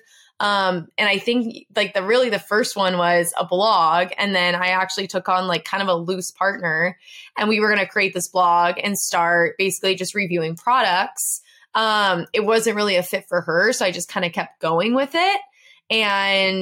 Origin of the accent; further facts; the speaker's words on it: San Diego, California, United States; I'm from San Diego